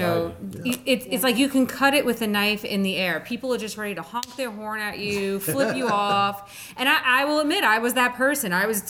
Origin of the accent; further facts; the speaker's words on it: New York City, New York, United States; moved away as an adult; now in Florida, United States; I was born and raised in New York City